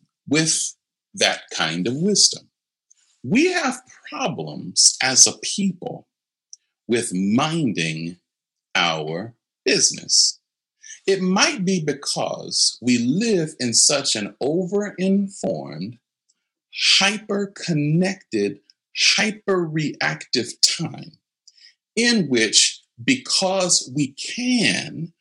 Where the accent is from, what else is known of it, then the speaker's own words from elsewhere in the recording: United States; especially as Americans